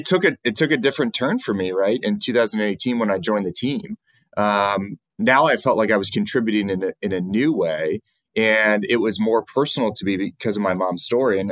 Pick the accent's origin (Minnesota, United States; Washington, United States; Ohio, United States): Ohio, United States; Cleveland; moved away as an adult; now in Columbus, United States; I'm originally from Cleveland, but I've lived in Columbus for really off and on since 1996, when I attended undergraduate school here down at Ohio State